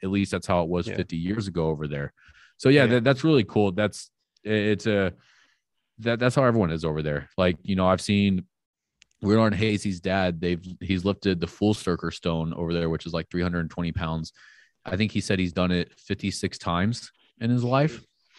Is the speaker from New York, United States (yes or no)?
no; Panama City, Florida, United States; also born or lived in Orlando; Like, I grew up in Florida, unfortunately. Like, I was born in Orlando, which is like central Florida, and then we moved to Panama City, and I lived there till I was 25.